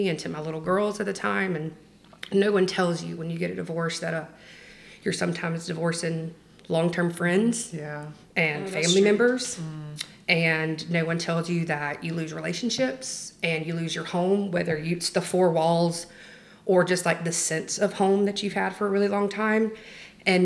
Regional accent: the South, United States; We grew up in the South.

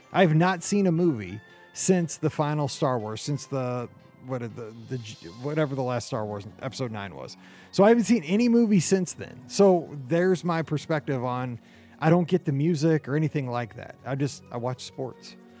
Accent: Midwest, United States; growing up in the Midwest in the 80s

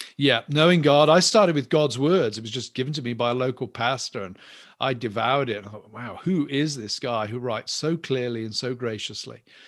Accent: England, United Kingdom; I'm English

